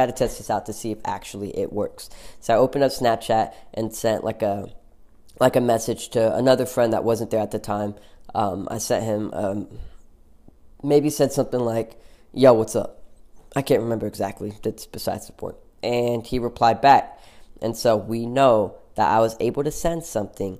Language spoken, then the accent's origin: English; Oklahoma, United States; in Oklahoma, we're from Oklahoma